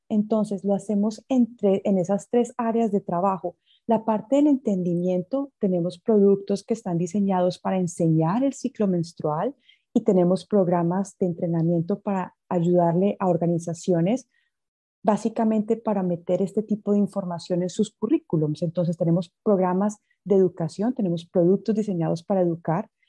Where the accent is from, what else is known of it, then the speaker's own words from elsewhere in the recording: Coffee Axis, Colombia; also born or lived in United States; now in Mozambique; yo nací en Estados Unidos, pero de más o menos unos tres años mis padres se devolvieron a Colombia y yo me crié en la zona cafetera